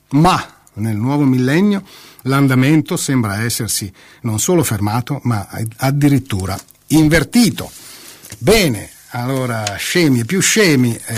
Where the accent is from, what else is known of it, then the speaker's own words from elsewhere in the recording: Calabria, Italy; se in Calabria, prendo questa terra perché sono calabrese, vai a 10 metri dalla costa